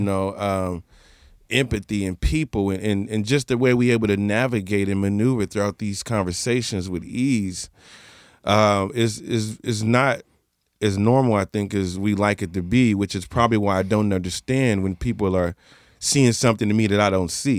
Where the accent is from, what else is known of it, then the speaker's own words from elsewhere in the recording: Portland, United States; I'm just from Portland